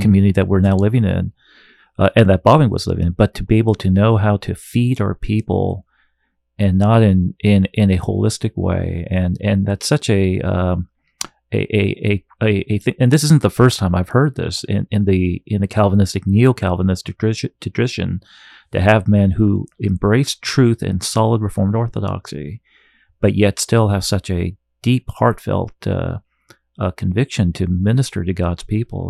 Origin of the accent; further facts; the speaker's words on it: Southern California, United States; Where I grew up in Southern California